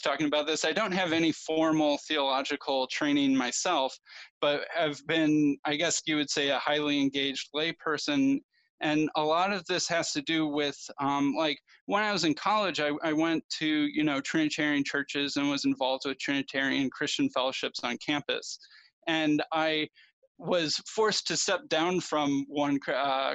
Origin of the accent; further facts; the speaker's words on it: Chicago, Illinois, United States; I grew up in the Chicago area